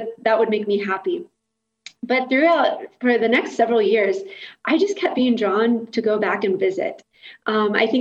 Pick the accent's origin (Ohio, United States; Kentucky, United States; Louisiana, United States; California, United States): Kentucky, United States; moved away; So I grew up in Kentucky